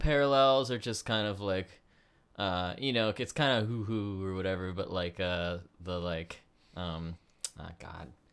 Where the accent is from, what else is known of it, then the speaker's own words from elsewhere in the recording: Canada; also born or lived in United States; growing up as, like, uh, in Canada as an American